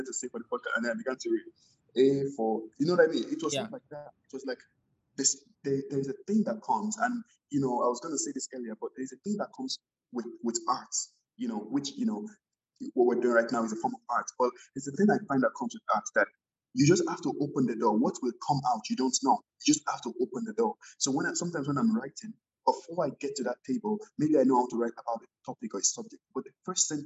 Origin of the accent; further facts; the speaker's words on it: Nigeria; moved away as an adult; also born or lived in Edmonton, Canada; I was coming from Nigeria